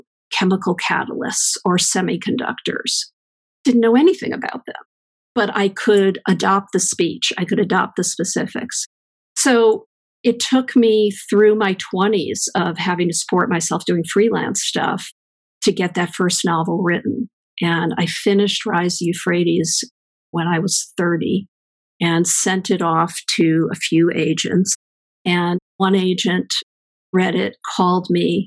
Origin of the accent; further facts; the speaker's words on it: East Coast, United States; moved away as an adult; now in California, United States; I grew up on the East Coast, and I came west to go to Stanford